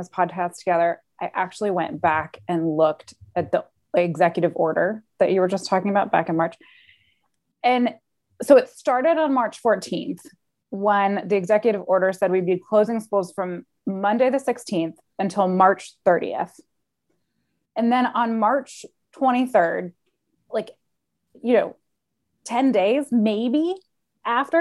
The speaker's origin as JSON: {"language": "English", "town": "Charlotte", "region": "North Carolina", "country": "United States", "tie": "born or raised there", "also_born_or_lived": "Washington, District of Columbia, United States", "said": "I was born in Charlotte"}